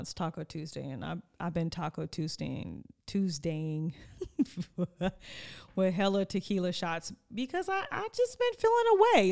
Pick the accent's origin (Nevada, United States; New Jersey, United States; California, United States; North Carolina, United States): California, United States; Oxnard; eleven thirty-three was my grandmother's address in Oxnard. which is my home